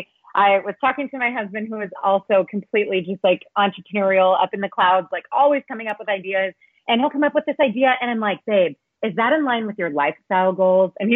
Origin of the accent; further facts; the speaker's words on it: Kansas City, United States; moved away as an adult; now in Katy, Texas, United States; I am actually in Kansas City. So I'm on a 2-week vacation. I'm in my hometown